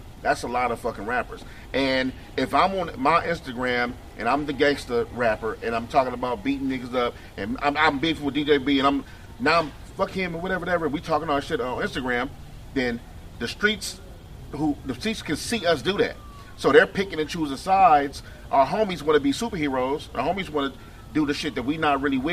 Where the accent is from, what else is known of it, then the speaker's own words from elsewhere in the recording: Los Angeles, California, United States; Because of where I grew up, who I was raised around, Watts, California